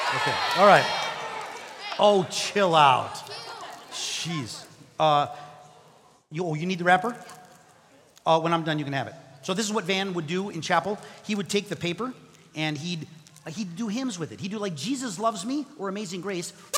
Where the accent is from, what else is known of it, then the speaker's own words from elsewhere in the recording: Mexico; English is a second language; moved away; I grew up in Mexico